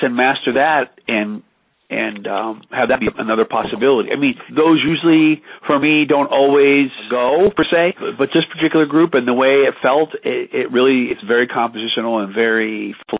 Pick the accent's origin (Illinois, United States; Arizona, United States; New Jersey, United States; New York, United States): Illinois, United States; Knoxville; moved away; I was born in West Central Illinois. Knoxville's the town. It's near Galesburg